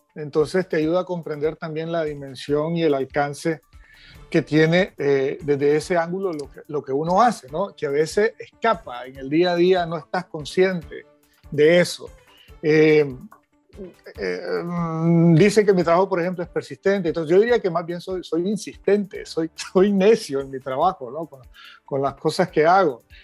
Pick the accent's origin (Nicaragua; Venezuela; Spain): Nicaragua; a mí como nicaragüense y como ciudadano